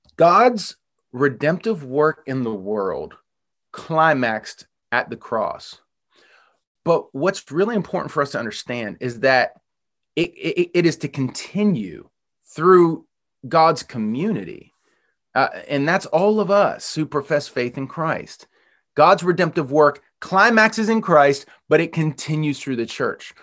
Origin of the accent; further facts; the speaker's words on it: Western Pennsylvania, United States; moved away; I grew up in Western Pennsylvania